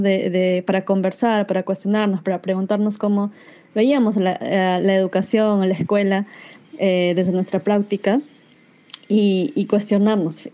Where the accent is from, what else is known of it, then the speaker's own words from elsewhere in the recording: Iquitos, Loreto, Peru; also born or lived in Brazil; now in Lima, Peru; Nací en Brasil y crecí en Iquitos, tierra de mi madre, en la Amazonía peruana, hasta que migramos a Lima, desde donde me comunico hoy